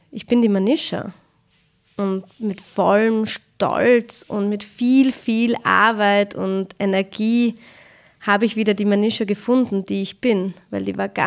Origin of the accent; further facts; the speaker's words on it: Austria; woher kommt ihr? Und ich so, ja, aus Österreich.